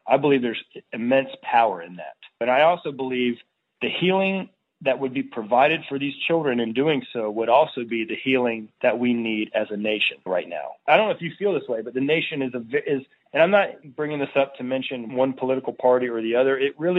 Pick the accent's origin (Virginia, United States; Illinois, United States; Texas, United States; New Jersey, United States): Virginia, United States; In my hometown here in Virginia, they say the same thing.